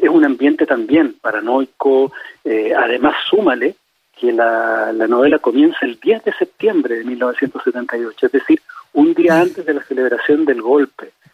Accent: Chile

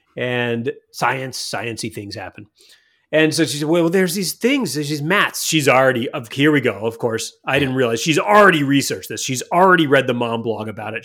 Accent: Montana, United States; when I grew up in Montana, I live with the Crow Indians

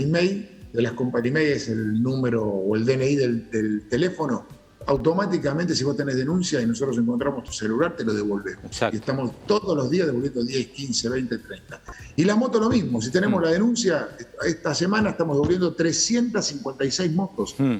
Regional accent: Mercedes, Buenos Aires Province, Argentina; also born or lived in Pilar; now in Tigre, Argentina; en una época de mi infancia viví en Mercedes

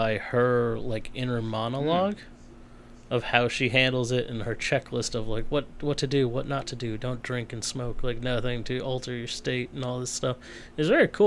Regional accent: New Hampshire, United States; I'm from New Hampshire

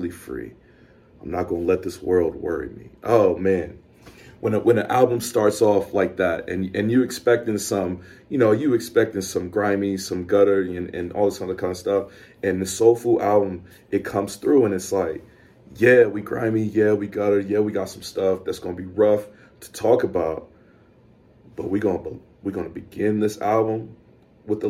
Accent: the South, United States; being a black dude growing up in the South

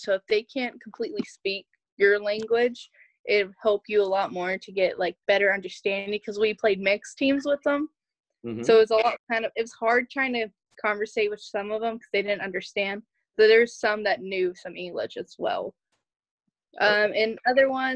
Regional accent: Russell, United States; I am from Russell. I am a senior at Russell High

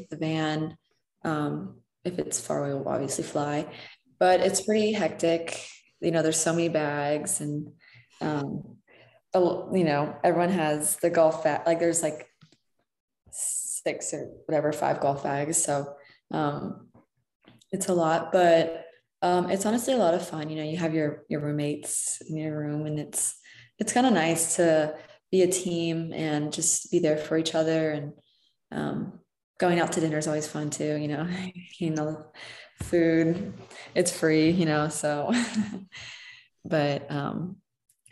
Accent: Chicago, Illinois, United States; also born or lived in West Virginia; I grew up in Chicago

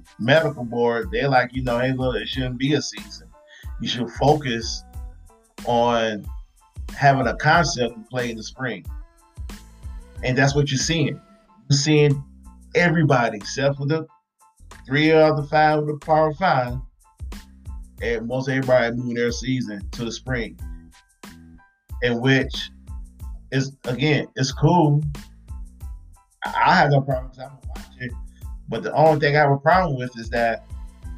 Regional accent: Midwest, United States; moved away; I'm from the Midwest

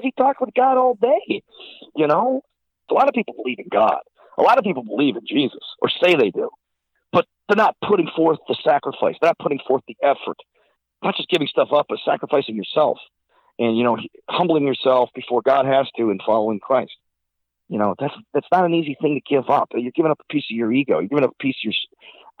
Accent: Silver Creek, New York, United States; I was brought up in the First Baptist Church of Silver Creek, New York.

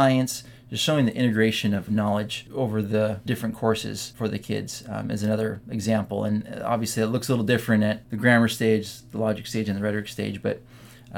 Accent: San Diego, California, United States; also born or lived in Mammoth Lakes, California; grew up here in San Diego. My dad was assistant pastor at Calvary Chapel, La Mesa. And then they wanted to help start the church, Calvary Chapel Mammoth Lakes, up in Mammoth. So we moved up there in my middle school and high school years

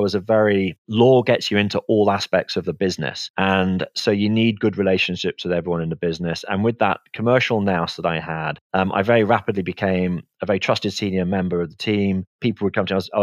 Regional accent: the Black Country, West Midlands, United Kingdom; I'm from the West Midlands, the Black Country.

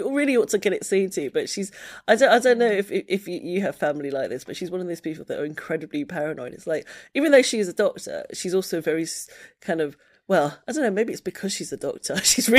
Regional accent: Sidcup, London, United Kingdom; also born or lived in Margate; I kind of a little bit all over the place. I spent most of my life growing up in a place called Sidcup, which is like a suburb that's kind of vaguely London but not quite

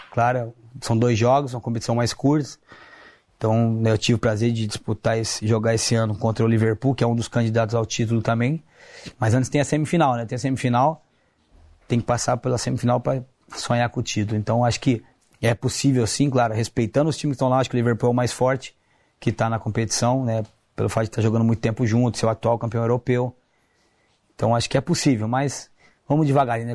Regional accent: Brazil; moved away as an adult; Sou brasileiro

